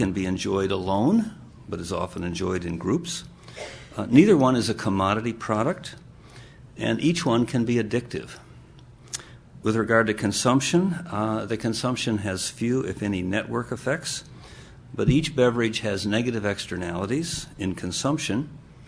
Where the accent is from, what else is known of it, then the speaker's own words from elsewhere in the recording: Michigan, United States; moved away as an adult; the state where I grew up. In 1957, in the state of Michigan